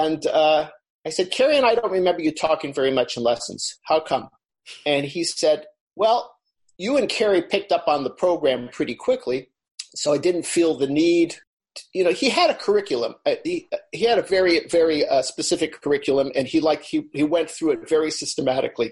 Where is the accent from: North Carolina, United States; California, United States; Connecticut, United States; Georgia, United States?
California, United States; Los Angeles; I grew up in Los Angeles